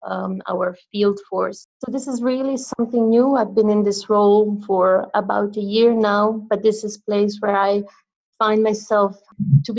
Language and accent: English; Croatia; moved away; back in my home country in Croatia